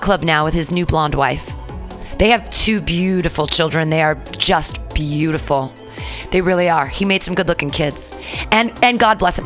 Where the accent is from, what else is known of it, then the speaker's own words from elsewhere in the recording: United States; I'm still an American. I was born in America